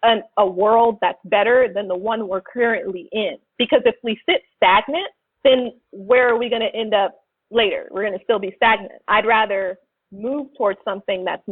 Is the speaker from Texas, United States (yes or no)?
no; Los Angeles, California, United States; growing up in South Central